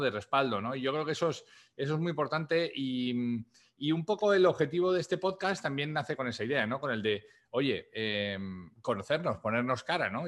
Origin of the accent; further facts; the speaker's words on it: Spain; now in United States; mi país de origen de España